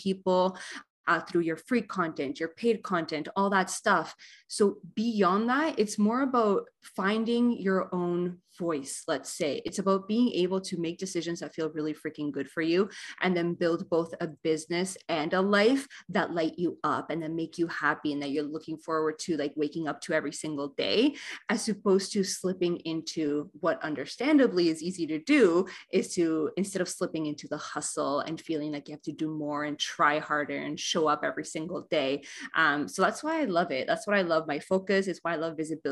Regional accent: Argentina; now in Canada; I was born and raised in Argentina, currently live in Canada with my wife in wine country

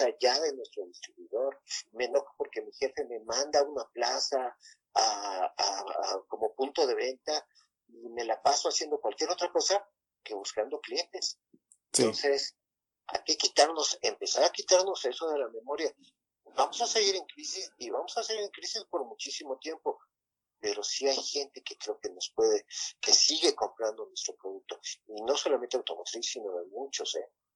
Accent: Mexico; desde que nosotros nacimos aquí en México

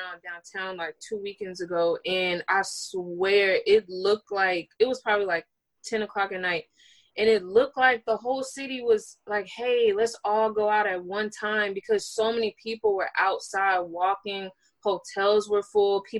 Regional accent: New Orleans, Louisiana, United States; now in Atlanta, United States; I'm from Louisiana

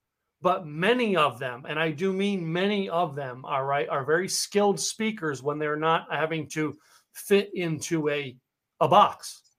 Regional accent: Scranton, Pennsylvania, United States; moved away as an adult; also born or lived in Stroudsburg, Pennsylvania / Philadelphia, Pennsylvania; now in Texas, United States; I was born in Scranton, Pennsylvania, and had a house in Stroudsburg.

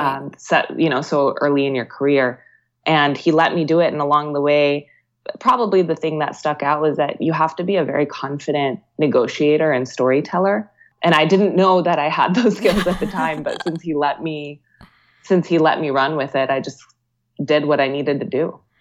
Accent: Virginia, United States; moved away as an adult; also born or lived in Bay Area, California; I grew up in Virginia

